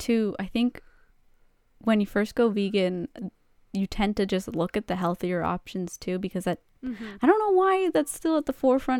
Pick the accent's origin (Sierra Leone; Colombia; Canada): Canada; It's in our contract there. As a Canadian.